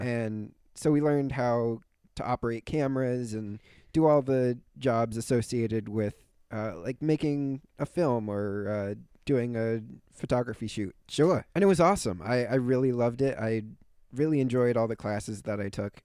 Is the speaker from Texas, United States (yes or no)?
no; New York City, New York, United States; I'm from New York. More mm-hmm. specifically, I'm from Brooklyn